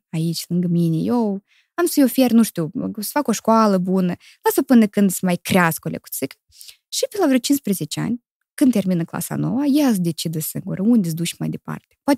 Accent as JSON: {"language": "Romanian", "region": "Chișinău", "country": "Moldova", "tie": "born or raised there", "also_born_or_lived": "Criuleni, Moldova / Italy", "moved": "yes"}